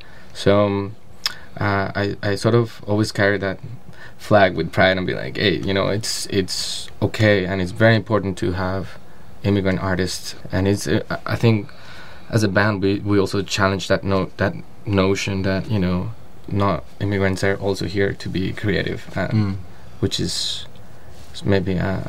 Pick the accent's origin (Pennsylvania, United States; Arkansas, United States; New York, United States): New York, United States; New York City; growing up in New York City, like, you're surrounded by all these cultures, all this music, all this stuff